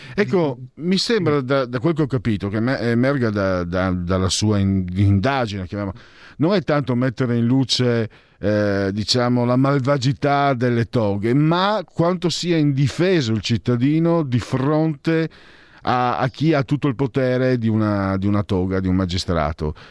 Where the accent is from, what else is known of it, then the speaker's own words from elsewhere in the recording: Friuli-Venezia Giulia, Italy; moved away; Io vengo dalla provincia del Rico, quella friulana, no? più profonda